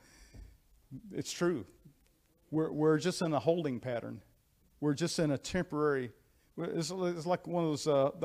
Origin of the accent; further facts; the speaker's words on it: United States; I am an American. I'm proud to be an American